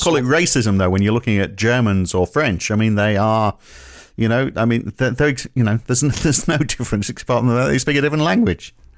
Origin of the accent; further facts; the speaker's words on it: United Kingdom; moved away as an adult; I'm more British than you are